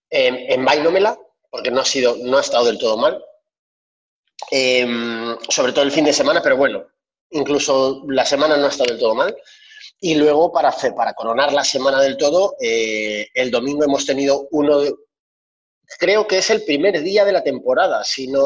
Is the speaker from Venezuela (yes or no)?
no; France; Yo siendo francés tampoco me gustaría hablar demasiado